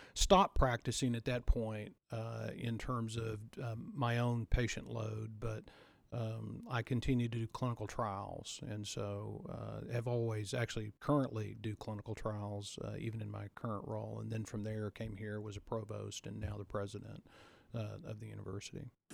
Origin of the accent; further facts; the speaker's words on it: Texas, United States; I grew up in Texas